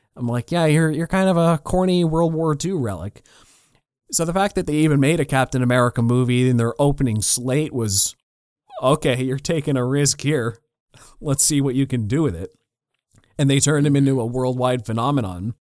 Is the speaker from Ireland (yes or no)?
no; Canada; I'm a Canadian kid